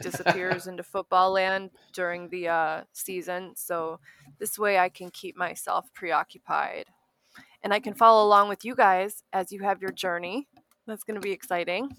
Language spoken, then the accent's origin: English; Escanaba, Michigan, United States; moved away; also born or lived in Milwaukee; I came from, uh, Escanaba, Michigan